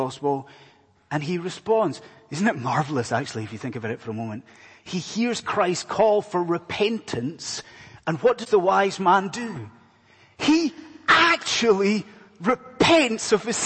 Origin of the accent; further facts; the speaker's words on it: Scotland, United Kingdom; moved away; my accent's probably giving it away, but I am not from around these parts. I'm from a land far away called Scotland